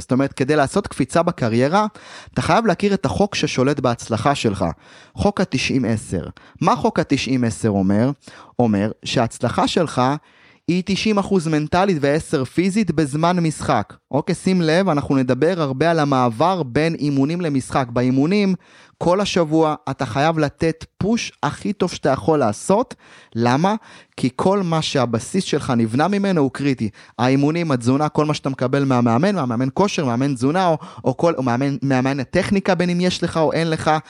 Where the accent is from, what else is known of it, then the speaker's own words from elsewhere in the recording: Ma'alot-Tarshiha, Northern District, Israel; אני נוסע ממעלות לחיפה באוטובוסים לאימונים